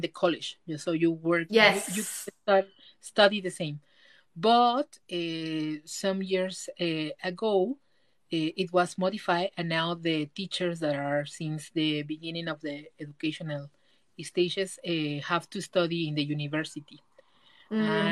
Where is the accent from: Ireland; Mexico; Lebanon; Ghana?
Mexico; in Mexico, we have